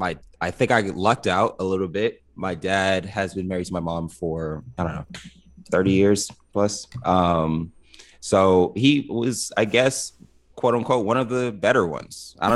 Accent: Los Angeles, California, United States; First generation, yeah. Mm-hmm. Born and raised in LA.

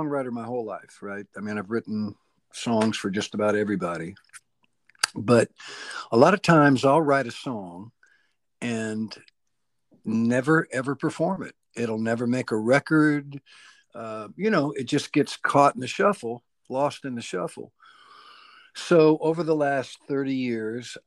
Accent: Bakersfield, California, United States; I'm from Bakersfield

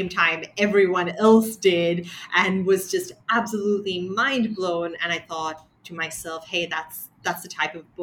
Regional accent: Sri Lanka; growing up in Sri Lanka

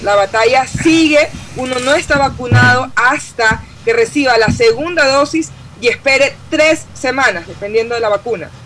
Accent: Guayaquil, Guayas, Ecuador; creciendo en Guayaquil

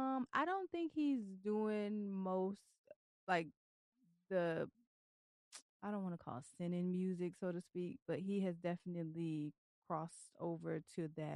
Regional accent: Philippines; I would have never known, and I'm Filipino.

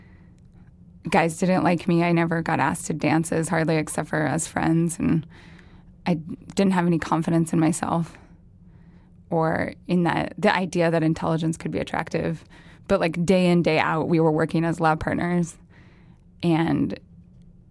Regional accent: Idaho, United States; where we grew up in Idaho, to be a football player was like this specific sort of royalty

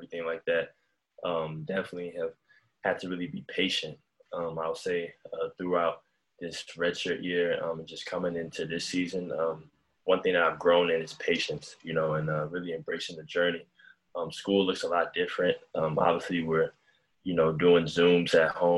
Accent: Germantown, Maryland, United States; also born or lived in Bronx, New York; Then I moved to Maryland, Germantown, Maryland, and that's where I was raised.

